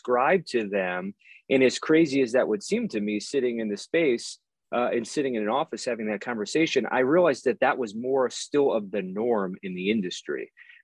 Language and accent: English; East Coast, United States; I grew up on the East Coast